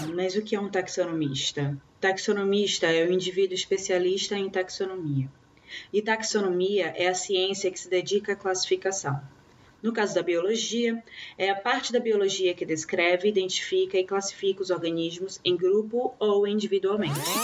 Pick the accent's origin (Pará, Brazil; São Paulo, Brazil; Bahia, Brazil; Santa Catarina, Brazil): Bahia, Brazil; eu sou baiana